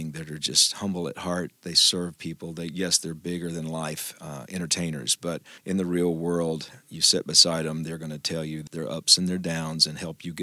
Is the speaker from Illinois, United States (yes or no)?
no; Booneville, Mississippi, United States; I grew up in North Mississippi, born and raised in the Boonville, Mississippi area